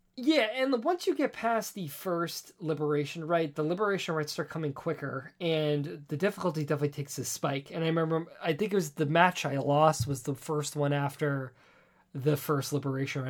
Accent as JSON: {"language": "English", "town": "New York City", "region": "New York", "country": "United States", "tie": "born or raised there", "said": "growing up on Staten Island, being an island"}